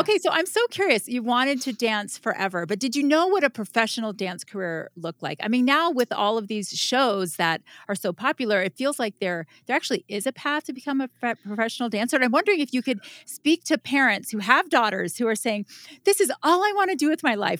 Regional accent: Florida, United States; moved away as an adult; also born or lived in Salt Lake City / Los Angeles; now in Utah, United States; I was born in Salt Lake when my dad was in law school at the U, and then I lived the rest of my life in Florida

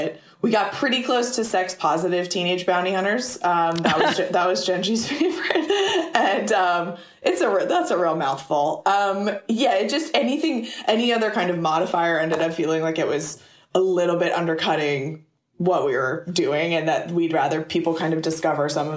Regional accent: the South, United States; I grew up in the South in a very sexually repressed, religious, conservative community

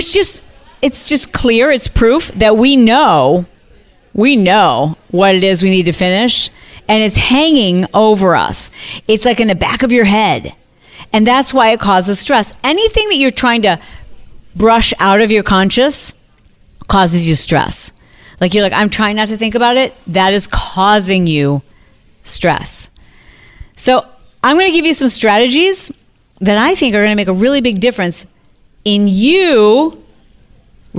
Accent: Midwest, United States; moved away; I'm from the Midwest

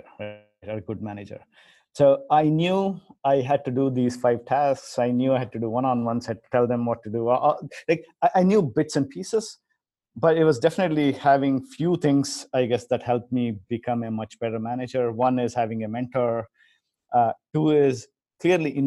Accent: India; moved away; I grew up in India

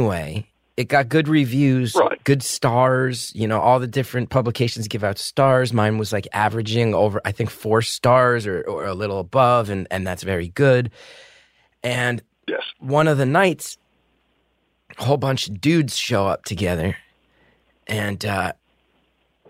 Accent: United States; as an American

